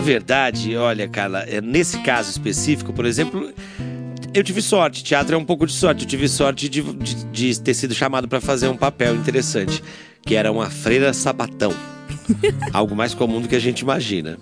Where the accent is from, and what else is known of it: Bauru, São Paulo, Brazil; born or raised there